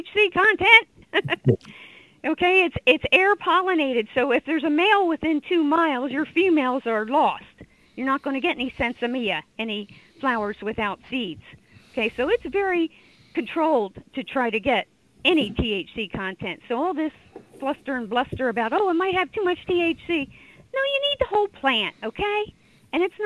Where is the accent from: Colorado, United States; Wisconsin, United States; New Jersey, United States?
Wisconsin, United States; Driftless Area; I am from the Driftless area.